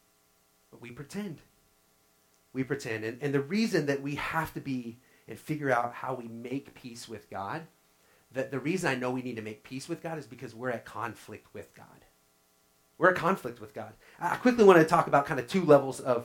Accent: Oklahoma, United States; growing up in Oklahoma, we fished a lot.

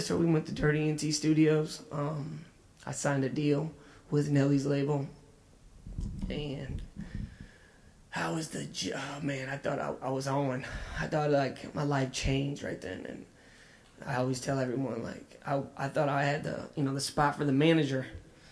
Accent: Florissant, Missouri, United States; also born or lived in Los Angeles; I am from North County. I grew up in Pleasant Hollow, right down the street, Hazelwood, Florissant area

